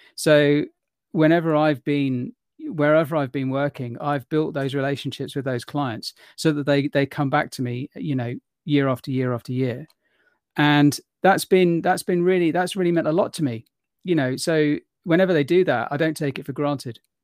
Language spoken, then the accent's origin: English; London, United Kingdom; I was born in London, in England